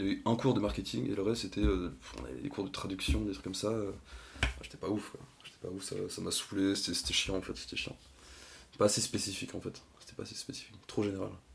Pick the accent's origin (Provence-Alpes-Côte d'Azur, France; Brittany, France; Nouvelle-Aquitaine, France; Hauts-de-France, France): Brittany, France; Lorient; moved away as an adult; also born or lived in Rennes; je viens de Lorient